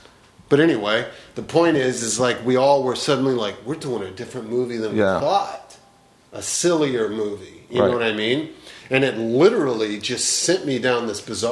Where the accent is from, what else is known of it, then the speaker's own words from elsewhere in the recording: Corpus Christi, Texas, United States; moved away as an adult; also born or lived in Chicago; I'm a nerd from Texas who moved to Chicago at 18.